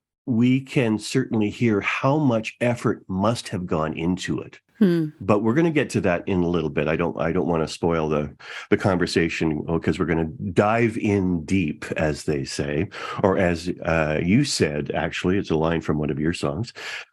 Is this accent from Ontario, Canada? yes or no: yes; Toronto, Ontario, Canada; You also lived in my hometown, Toronto, for many, many years.